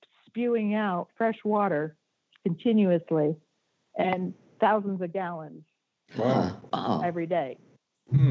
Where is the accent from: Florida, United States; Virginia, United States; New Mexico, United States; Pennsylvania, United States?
Florida, United States; Miami Beach; I grew up on Miami Beach